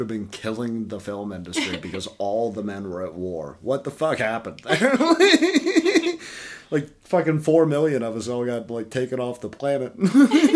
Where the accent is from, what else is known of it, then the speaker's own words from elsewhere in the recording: the South of England, United Kingdom; I'm English and I grew up in the South, you know, in the 90s and 2000s.